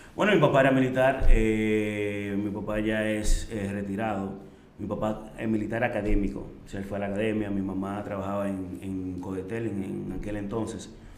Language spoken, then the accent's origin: Spanish; Santo Domingo, Distrito Nacional, Dominican Republic; also born or lived in Orlando / Switzerland; Yo nací en Santo Domingo el 18-8 de 1983